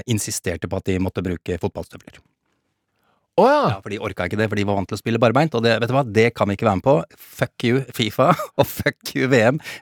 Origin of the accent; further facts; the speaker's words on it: Norway; Fatter'n er i hvert fall engelsk. Jeg er norsk, ja. men fatter'n er engelsk.